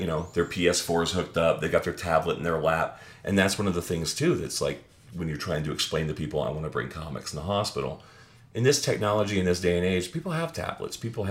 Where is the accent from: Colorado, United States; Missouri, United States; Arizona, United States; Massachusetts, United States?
Arizona, United States; Phoenix; moved away; Phoenix, Arizona. That's my hometown.